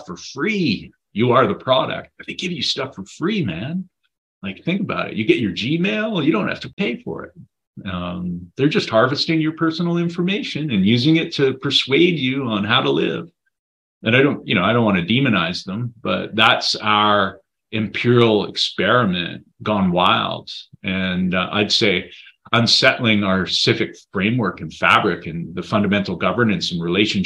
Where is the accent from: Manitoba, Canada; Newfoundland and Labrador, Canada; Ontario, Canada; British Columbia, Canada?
British Columbia, Canada; Saanich Peninsula; also born or lived in Comox Valley, British Columbia; now in Comox, Canada; growing up on the Saanich Peninsula next to Sartlip, Pakachin, Sakum reserves